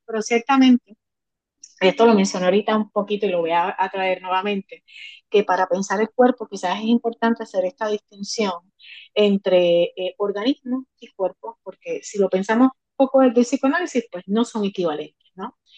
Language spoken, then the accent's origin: Spanish; Puerto Rico; como puertorriqueña, como puertorriqueño